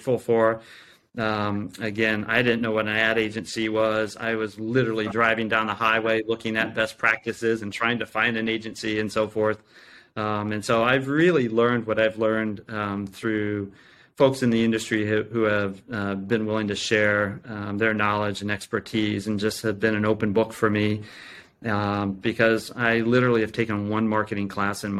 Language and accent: English; Champaign, Illinois, United States; I grew up near Champaign, or in Champaign, Illinois, close to the University of Illinois